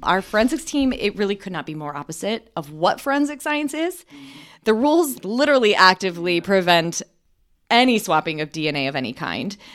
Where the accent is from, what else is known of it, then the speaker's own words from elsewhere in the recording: Michigan, United States; we grew up in Michigan